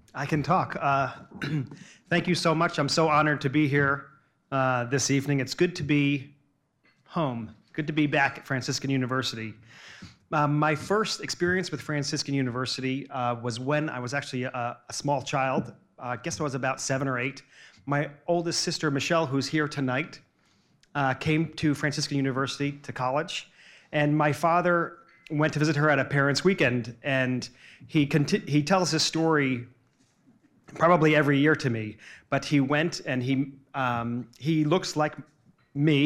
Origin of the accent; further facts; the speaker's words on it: New Jersey, United States; also born or lived in New York City; I grew up in New Jersey and, and worked in Manhattan